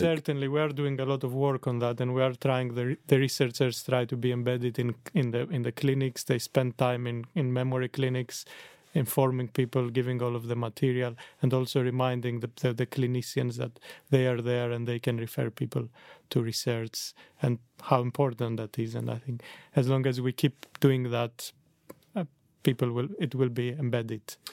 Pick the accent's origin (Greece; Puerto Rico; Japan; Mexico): Greece; moved away as an adult; also born or lived in Netherlands; I came from Greece originally